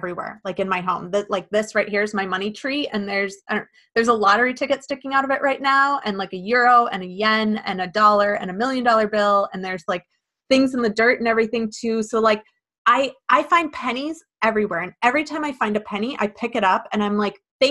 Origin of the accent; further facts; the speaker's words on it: Midwest, United States; growing up in the Midwest